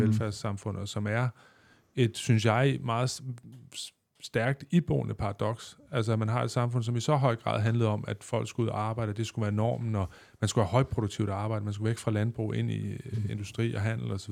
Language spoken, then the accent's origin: Danish; West Zealand, Denmark; Da jeg voksede op i Vestland, der arbejdede folk på Carmen Curlers